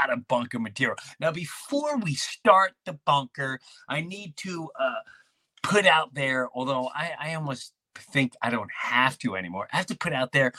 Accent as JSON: {"language": "English", "area": "Long Island", "region": "New York", "country": "United States", "tie": "born or raised there", "said": "the people I grew up with in Long Island, Jefferson Avenue"}